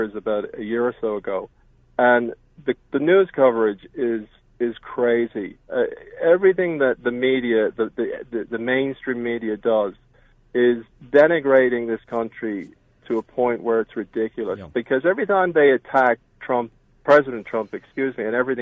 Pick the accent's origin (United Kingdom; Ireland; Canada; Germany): Ireland; moved away as an adult; also born or lived in Pennsylvania; now in United States; I've lived here for 26 years. I'm an immigrant. I came from Ireland